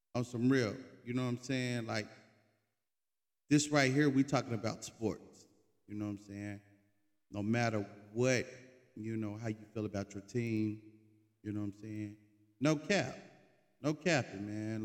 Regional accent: Oklahoma City, Oklahoma, United States; now in Dallas-Fort Worth, United States; I'm from Oklahoma City

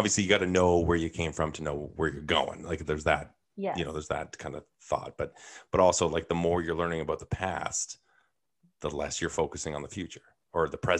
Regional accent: Thunder Bay, Ontario, Canada; I was born in Thunder Bay.

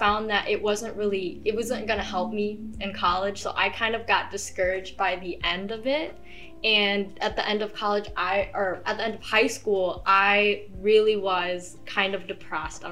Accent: Michigan, United States; I'm actually half Indonesian, so I grew up in Michigan.

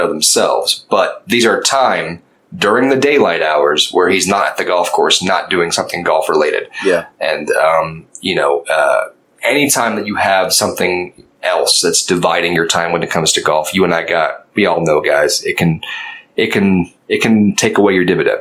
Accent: Oklahoma, United States; also born or lived in Fort Worth, Texas; my home state

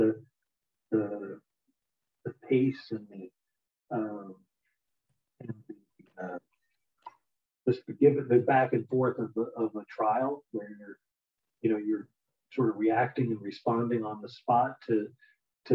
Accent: East Coast, United States; moved away as an adult; also born or lived in Pennsylvania / California; I grew up on the East Coast

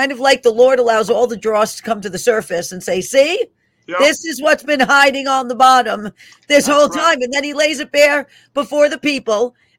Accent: New York City, New York, United States; moved away; I'm originally from the Bronx, New York

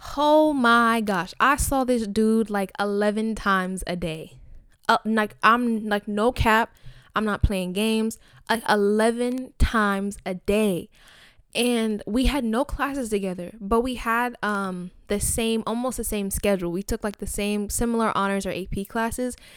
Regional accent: Nigeria; I'm Nigerian, I'm African

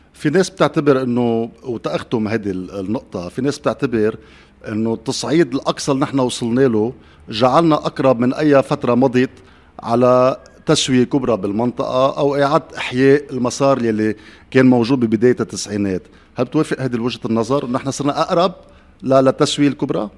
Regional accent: Lebanon

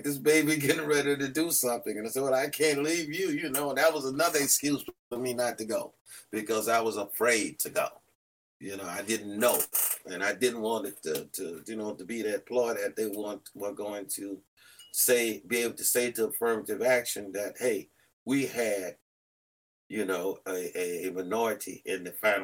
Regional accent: Louisiana, United States; moved away as an adult; I'm from Louisiana

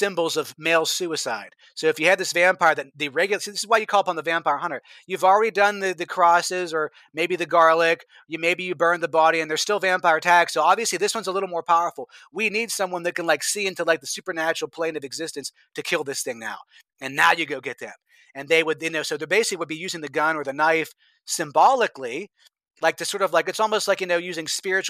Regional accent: United States; born or raised there

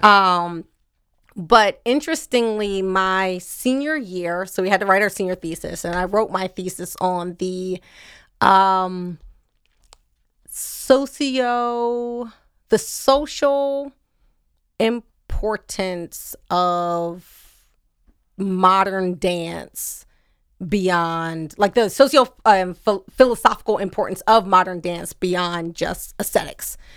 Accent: Wilmington, Delaware, United States; I am Wilmington native in that that's what the address said, but, um, my mother lived and still lives at Falcon Neyman's Road. So I'm definitely like a suburban kid

